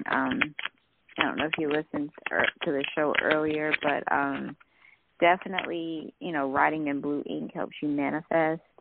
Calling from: Georgia, United States; I'm calling from Georgia. Okay. I'm … from Georgia.

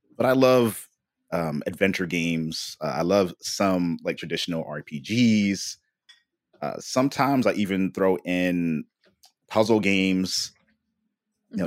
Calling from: San Jose, California, United States; I'm calling from San Jose, California.

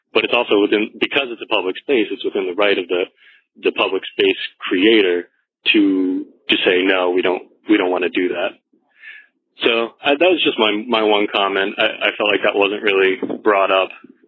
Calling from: Senegal; I'm calling from Senegal, West Africa. I'm currently serving in the Peace Corps.

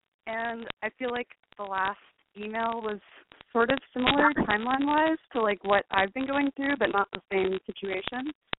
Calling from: Brooklyn, New York, United States; I'm 25, and I'm calling from Brooklyn.

